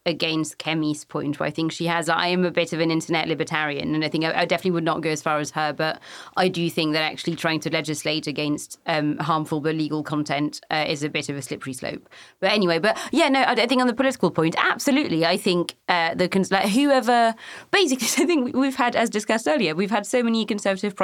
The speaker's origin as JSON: {"language": "English", "country": "France", "tie": "born or raised there", "said": "I was born in 91 and obviously I grew up in France"}